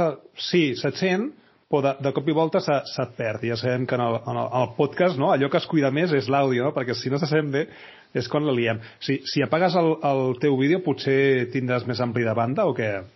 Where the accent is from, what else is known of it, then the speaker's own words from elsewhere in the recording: Badalona, Catalonia, Spain; jo sóc de Badalona